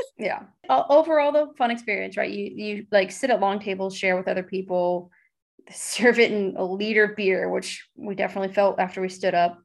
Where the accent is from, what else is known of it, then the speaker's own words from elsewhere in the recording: United States; the way you're used to speaking as an American